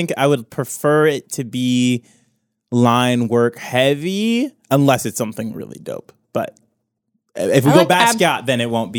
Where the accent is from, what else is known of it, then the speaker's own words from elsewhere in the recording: Midwest, United States; Because we are from the Midwest.